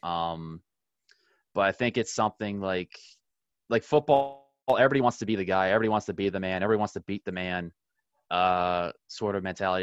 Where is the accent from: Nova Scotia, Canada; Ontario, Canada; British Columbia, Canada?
Ontario, Canada; Ottawa; I'm from the Ottawa area